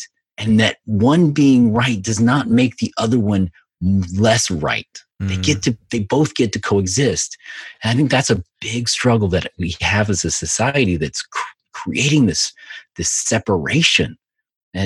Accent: the South, United States; I grew up, you know, in the South, you know, which is very, you know, in the 70s, early 80s, where, you know, it was very segregated

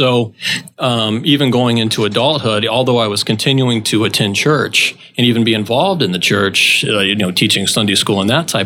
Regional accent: South Florida, United States; also born or lived in Tennessee; I'm originally from South Florida, and I grew up certainly in what most people would consider a church family

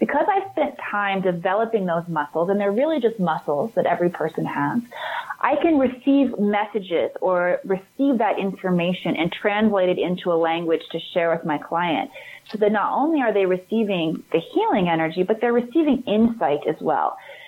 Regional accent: Midwest, United States; moved away as an adult; also born or lived in Hollywood; I grew up in the Midwest. I hightailed it to Hollywood when I was 19. I quit college.

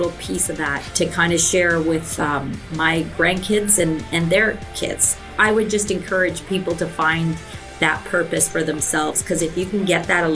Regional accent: Hamilton, Ontario, Canada; I was born and raised in Hamilton. I went to McMaster. I never left the city

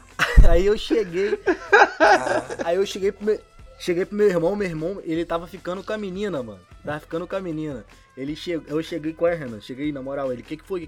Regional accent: São Gonçalo, Rio de Janeiro, Brazil; eu sou de São Gonçalo, né? Do outro lado da ponte

